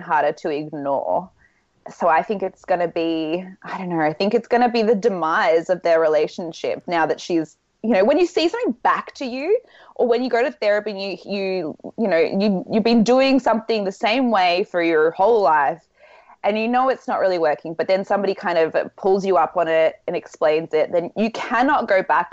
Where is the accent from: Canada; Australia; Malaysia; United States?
Australia; I'm from Australia.